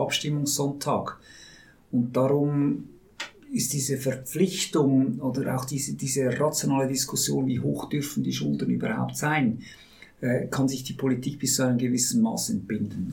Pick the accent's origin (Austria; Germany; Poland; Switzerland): Switzerland; wir Schweizer und Schweizerinnen